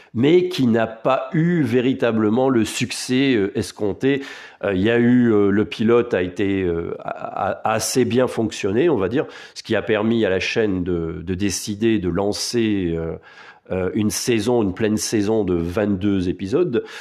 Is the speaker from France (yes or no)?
yes; France; Chez nous, en France